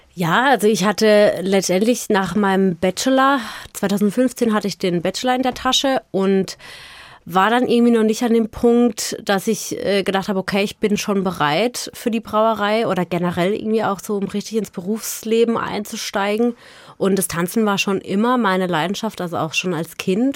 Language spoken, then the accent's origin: German; Offenburg, Baden-Württemberg, Germany; Wir sind in Offenburg groß geworden